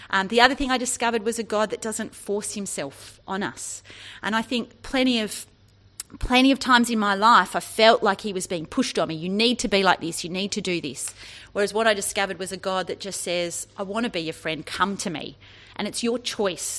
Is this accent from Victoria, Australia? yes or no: no; Sydney, New South Wales, Australia; now in Orange, Australia; I grew up in Sydney and moved to the country in Orange in New South Wales